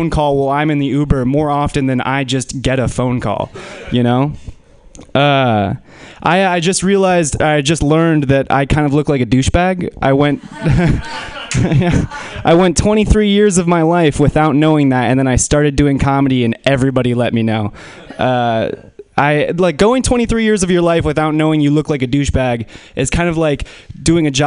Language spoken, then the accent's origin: English; Menlo Park, California, United States; I grew up in Menlo Park